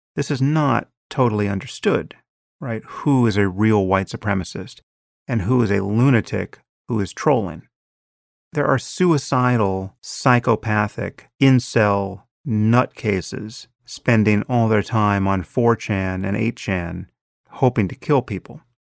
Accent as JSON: {"language": "English", "country": "United States"}